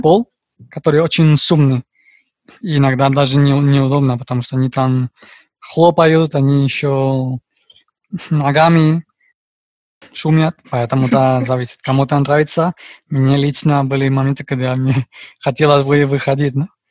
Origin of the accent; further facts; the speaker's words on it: Madrid, Community of Madrid, Spain; Russian is a second language; also born or lived in Riga, Latvia; я испанец из города Мадрида, столица Испании